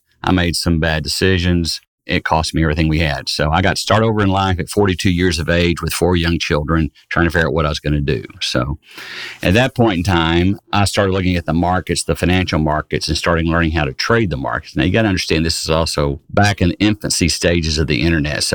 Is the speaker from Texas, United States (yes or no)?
yes; Fort Worth, Texas, United States; I was born and raised in the Dallas-Fort Worth area, in Fort Worth specifically